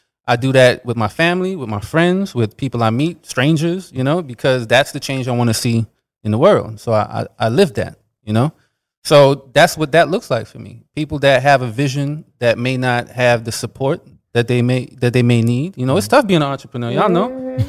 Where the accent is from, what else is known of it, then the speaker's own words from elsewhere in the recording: New York, United States; growing up, like, I'm from New York too, and we used to have the Pledge of Allegiance.